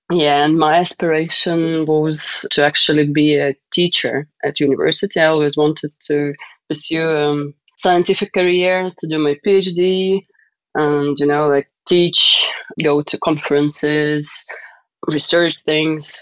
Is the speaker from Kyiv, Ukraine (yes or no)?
no; Donetsk, Donetsk Oblast, Ukraine; moved away; I am from Donetsk, uh, Ukraine, and I've lived there for quite some time. I was born there and I went to school there and university.